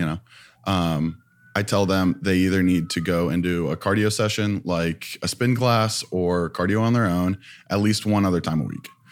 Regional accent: Ohio, United States; moved away as an adult; now in Los Angeles, United States; I'm from Ohio

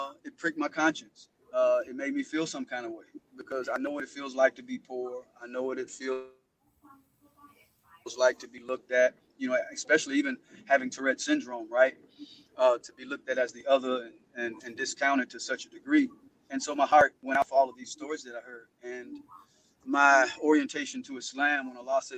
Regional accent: Mississippi, United States; moved away; also born or lived in Louisiana; growing up in Mississippi

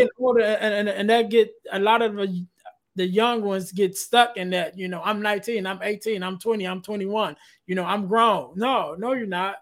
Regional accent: Chicago, Illinois, United States; I'm from Chicago

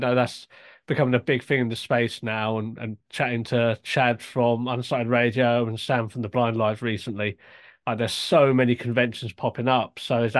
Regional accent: United Kingdom

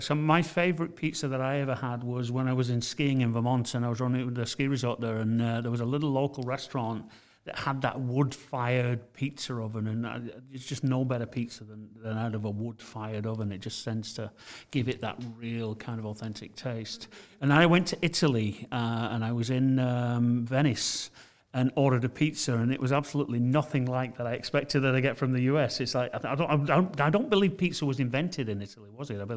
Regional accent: England, United Kingdom; I'm from England

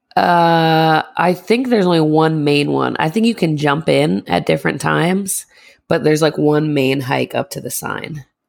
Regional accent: Northeast, United States; we're from the Northeast

